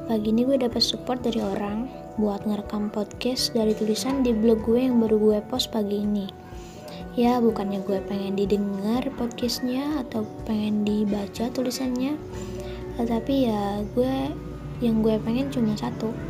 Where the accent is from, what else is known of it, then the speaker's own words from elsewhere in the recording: West Java, Indonesia; gue sih orang Sunda cuma gue kenal sama filosofi Jawa ini